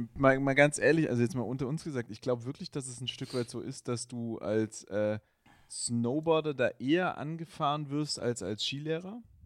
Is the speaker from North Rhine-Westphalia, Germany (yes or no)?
no; Black Forest, Baden-Württemberg, Germany; ich komme ja aus dem Schwarzwald